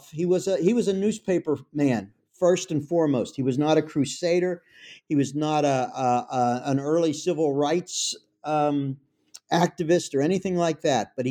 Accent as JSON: {"language": "English", "town": "Pittsburgh", "region": "Pennsylvania", "country": "United States", "tie": "born or raised there", "said": "I'm from Pittsburgh, it's my hometown."}